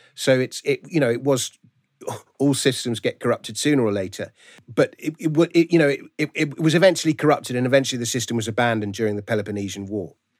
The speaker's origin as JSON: {"language": "English", "region": "London", "country": "United Kingdom", "tie": "born or raised there", "said": "I grew up in Fulham, so ah, okay. my local team is Fulham"}